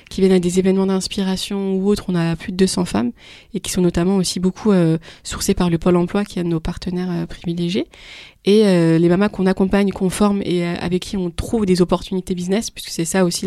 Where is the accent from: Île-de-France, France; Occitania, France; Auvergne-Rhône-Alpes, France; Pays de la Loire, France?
Île-de-France, France; moi, je venais d'Île-de-France, donc euh, notre réseau, on connaissait des, femmes